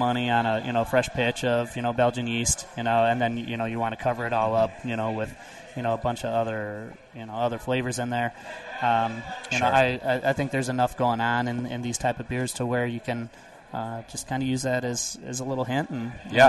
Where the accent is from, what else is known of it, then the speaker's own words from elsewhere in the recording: Midwest, United States; now in Colorado, United States; Growing up in the Midwest